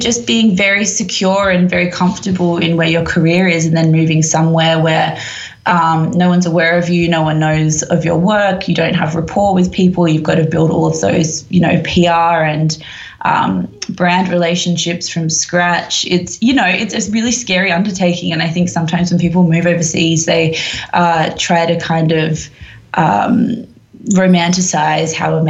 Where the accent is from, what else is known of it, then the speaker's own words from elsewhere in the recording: London, United Kingdom; born there; I was born in London. My dad lives here. I have a huge amount of family over here. I have a British passport.